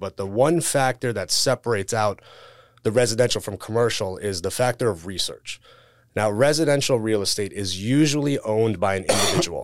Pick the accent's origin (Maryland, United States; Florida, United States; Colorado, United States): Florida, United States; South; born and raised in South Florida